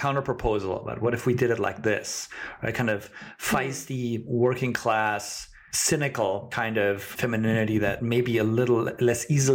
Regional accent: Germany; I'm not a Midwesterner, although as a German person

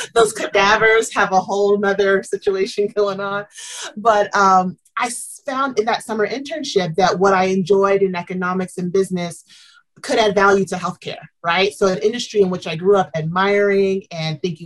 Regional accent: Southeast, United States; moved away as an adult; also born or lived in Tennessee / Chicago, Illinois / Orlando, Florida; I'm from the Southeast, born in Tennessee, raised in Georgia and Alabama

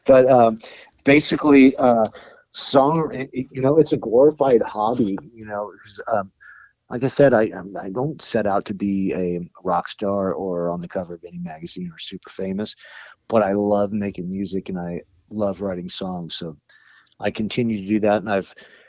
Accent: Huntington Beach, California, United States; I'm from Huntington Beach and it was the library I grew up

